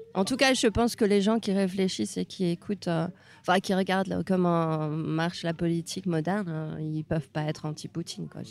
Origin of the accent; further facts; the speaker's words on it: Hungary; moved away as an adult; now in France; j'ai grandi en Hongrie